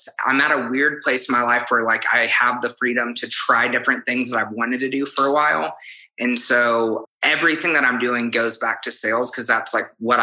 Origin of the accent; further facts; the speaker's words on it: Kansas, United States; moved away as an adult; also born or lived in Texas; now in Oklahoma City, United States; originally from Kansas and I moved to Oklahoma City in 2012